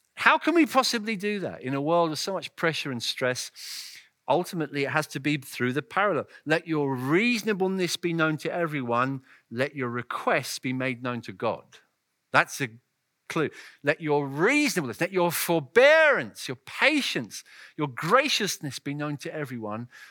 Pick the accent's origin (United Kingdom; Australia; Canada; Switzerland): United Kingdom; England; my home country